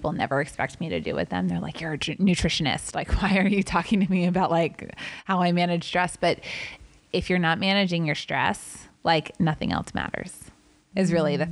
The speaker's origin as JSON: {"language": "English", "town": "Atlanta", "region": "Georgia", "country": "United States", "tie": "born or raised there", "moved": "yes", "lives_now": "California, United States", "said": "the soul foods I grew up with in Atlanta"}